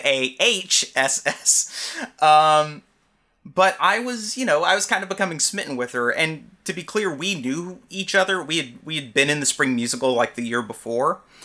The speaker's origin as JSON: {"language": "English", "region": "Alabama", "country": "United States", "moved": "yes", "said": "I'm from Alabama originally."}